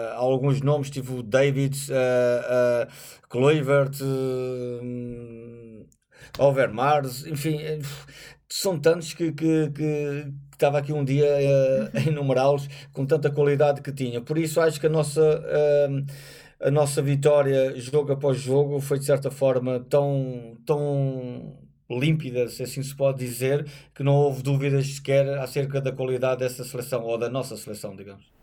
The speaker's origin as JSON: {"language": "Portuguese", "country": "Portugal"}